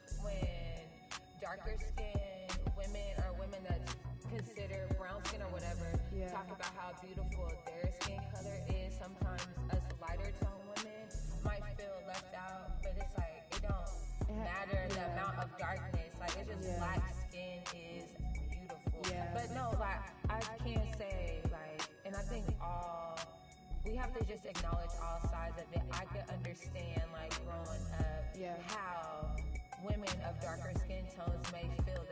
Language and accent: English; United States; we come from America